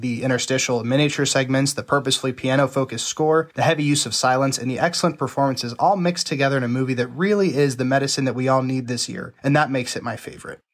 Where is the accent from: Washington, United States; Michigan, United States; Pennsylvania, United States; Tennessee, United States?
Pennsylvania, United States; Pittsburgh; I'm born and raised in Pittsburgh, P